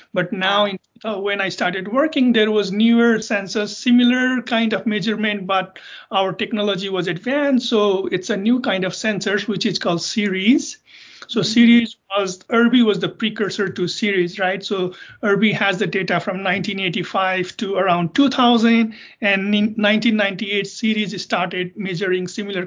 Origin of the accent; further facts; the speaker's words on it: Nepal; moved away as an adult; also born or lived in South Dakota, United States / Boulder, Colorado, United States; now in United States; I'm originally from Nepal. So I did my undergraduate back in Nepal and worked there for a couple of years